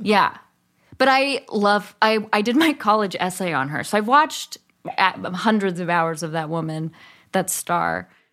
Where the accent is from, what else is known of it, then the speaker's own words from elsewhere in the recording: Berkeley, California, United States; also born or lived in East Bay; I grew up in Berkeley and then my parents moved